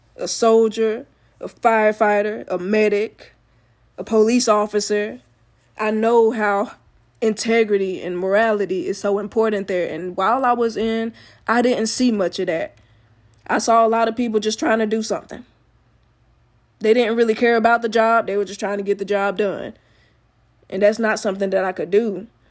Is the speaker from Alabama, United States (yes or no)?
yes; Alabama, United States; I'm from Alabama.